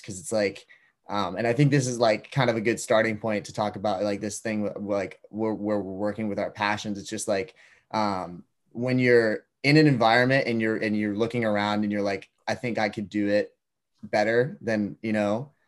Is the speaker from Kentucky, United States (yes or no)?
no; Duxbury, Massachusetts, United States; I grew up in Duxbury, Massachusetts, which is about an hour south